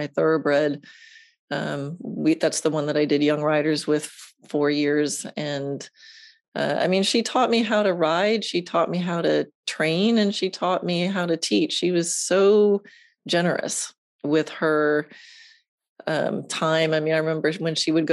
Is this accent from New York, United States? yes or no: yes; Long Island, New York, United States; moved away as an adult; now in Ocala, United States; I grew up on Long Island in New York